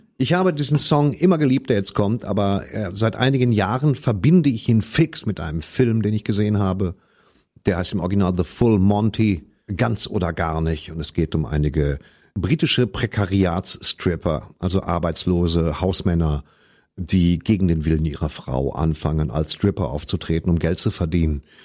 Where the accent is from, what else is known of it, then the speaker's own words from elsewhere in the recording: West Germany, Germany; ich komme aus dem Westen